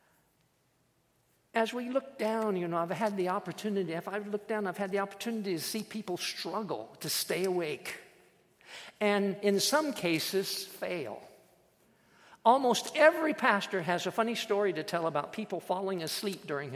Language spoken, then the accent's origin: English; Iowa, United States; I was born and raised in Iowa